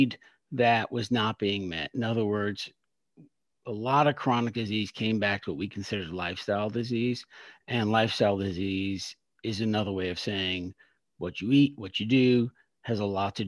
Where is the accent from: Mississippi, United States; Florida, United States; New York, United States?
New York, United States; New York City; moved away as an adult; now in Philadelphia, United States; I'm from Brooklyn, New York. So I'm a New Yorker, but currently in Philadelphia